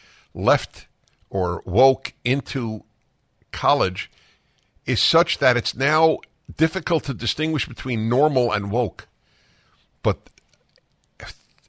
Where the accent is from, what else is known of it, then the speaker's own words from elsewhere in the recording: New York City, New York, United States; moved away; I grew up in New York City, but it's been a long time